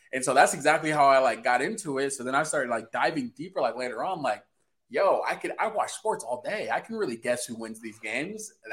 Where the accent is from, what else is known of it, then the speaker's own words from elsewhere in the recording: Indiana, United States; I'm from good old Indiana, where there's nothing here.